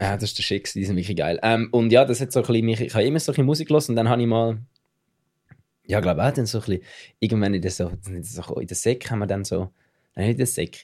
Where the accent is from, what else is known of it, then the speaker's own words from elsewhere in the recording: Switzerland; accent: Swiss German; ich rede Schweizerdeutsch